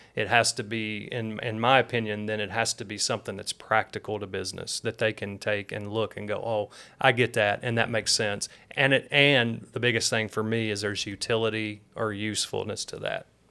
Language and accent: English; Tennessee, United States; moved away; also born or lived in Michigan; I was born in Michigan, but raised in Tennessee